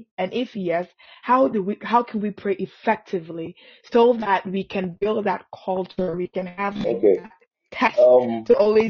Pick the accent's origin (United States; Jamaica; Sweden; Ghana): Ghana; I'm Ghanaian.